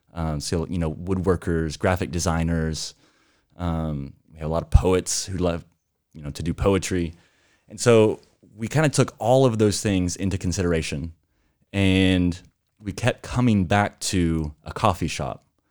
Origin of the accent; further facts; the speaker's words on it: Amarillo, Texas, United States; moved away as an adult; now in Portland, United States; We are originally from Texas